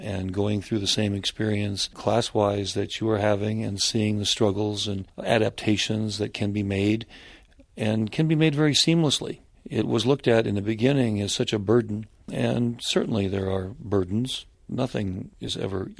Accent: North Dakota, United States; my home state of North Dakota

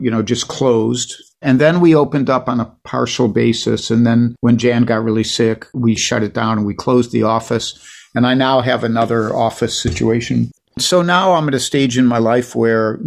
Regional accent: Ohio, United States; Alex Bevan, who's a great singer-songwriter who I grew up with in Ohio

